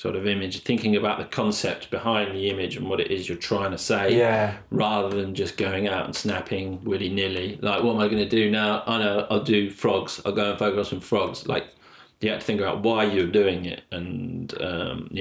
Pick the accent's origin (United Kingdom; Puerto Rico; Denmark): United Kingdom; London; moved away; also born or lived in Blackpool; I grew up in London